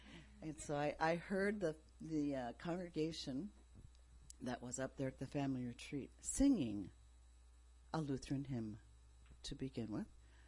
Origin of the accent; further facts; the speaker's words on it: Japan; Some of you know I grew up in Japan.